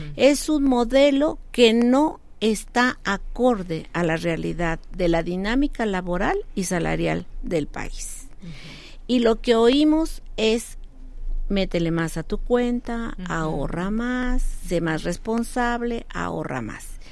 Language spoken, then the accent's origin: Spanish; Mexico; como mexicanos